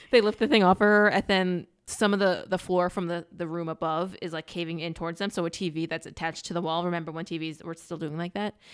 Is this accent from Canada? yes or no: no; Northeast, United States; we grew up in the Northeast